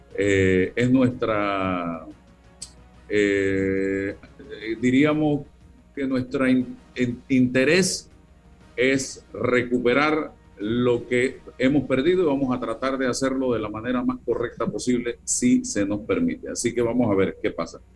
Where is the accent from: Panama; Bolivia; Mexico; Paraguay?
Panama; nosotros como panameños